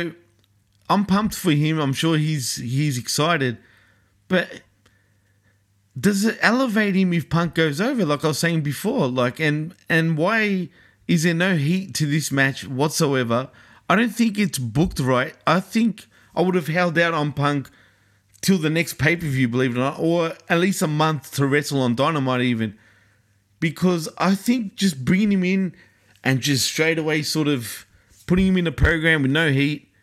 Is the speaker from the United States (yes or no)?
no; Australia; accent: Aussie; my great Aussie accent